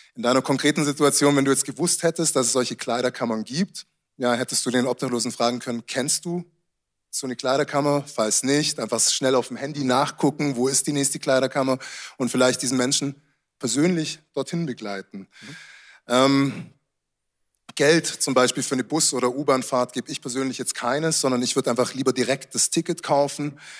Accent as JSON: {"language": "German", "country": "Germany", "also_born_or_lived": "Munich", "said": "wie wir hier in Deutschland aufzuwachsen"}